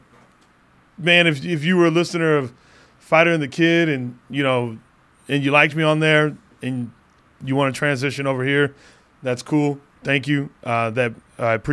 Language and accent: English; Phoenix, Arizona, United States; the hometown of Phoenix